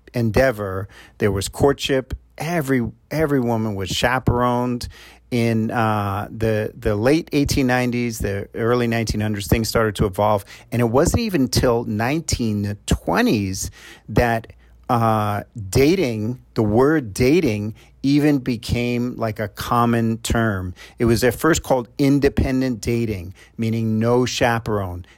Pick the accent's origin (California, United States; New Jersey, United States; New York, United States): New York, United States; I'm from New York